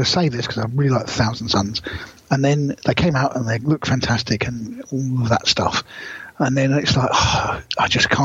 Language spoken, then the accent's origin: English; South of England, United Kingdom; moved away; I'm a Southerner